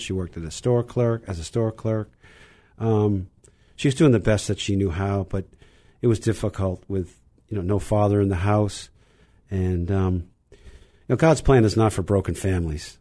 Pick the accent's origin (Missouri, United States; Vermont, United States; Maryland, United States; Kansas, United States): Vermont, United States; Burlington; now in Wellesley, United States; I grew up in, in Burlington, Vermont